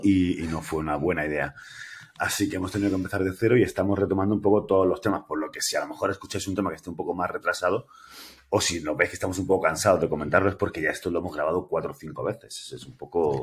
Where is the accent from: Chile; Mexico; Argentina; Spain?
Spain; Granada, Andalusia; yo soy andaluz, soy granadino, eh, tengo 46 años